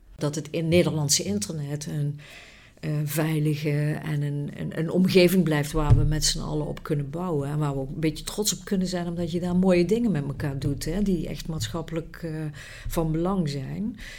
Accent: Netherlands; als Nederlanders

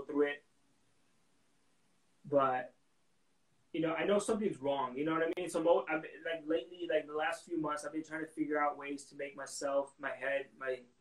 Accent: Texas, United States; now in Arizona, United States; I'm glad I didn't live in those tiny ass towns. I grew up in a few of them, but I never experienced racism in Texas

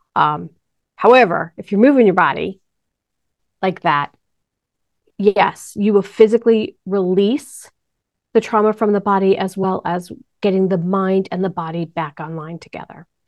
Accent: New York, United States; moved away; I'm from New York

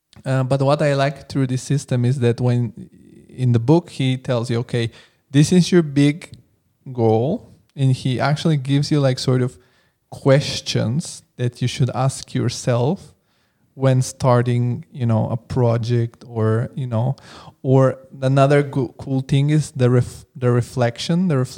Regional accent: Italy; also born or lived in Bulgaria; now in Frankfurt, Germany; because I come from Italy and Bulgaria, and like people hear, oh, you live in Frankfurt.

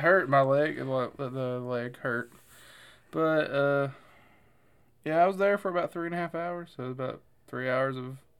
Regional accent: Alabama, United States; now in Nashville, United States; I'm from Alabama.

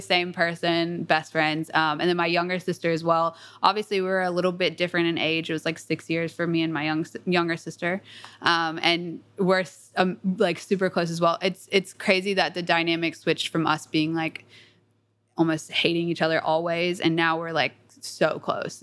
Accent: Atlanta, Georgia, United States; I grew up in Atlanta, a little bit south of Atlanta.

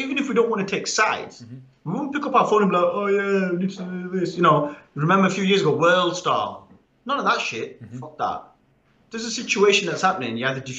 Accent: Sheffield, Yorkshire and the Humber, United Kingdom; Where are you from? Sheffield. Number one. Where are your parents from? Sheffield. Your grandparents? Sheffield.

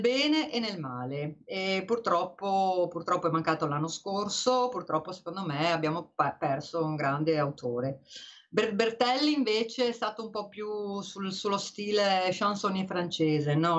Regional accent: Venice, Veneto, Italy; io che sono veneziana e ti ho Dio sanca io abitavo in una casa dove non c'era il bagno

